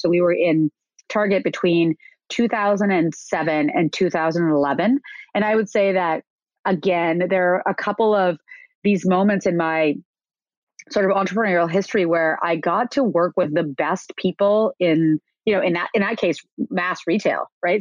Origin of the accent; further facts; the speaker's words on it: Canada; moved away as an adult; also born or lived in New York; I am Canadian and I came to New York to go to Parsons School of Design